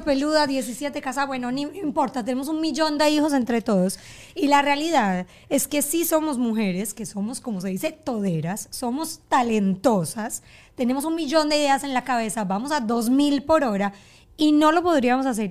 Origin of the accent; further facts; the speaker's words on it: Colombia; moved away as an adult; now in Doral, United States; Yo soy colombiana crecí en Colombia, me vine a vivir a Estados Unidos